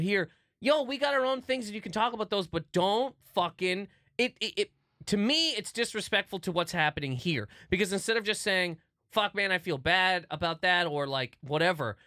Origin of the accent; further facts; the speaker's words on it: New Brunswick, Canada; moved away; I grew up in New Brunswick a little bit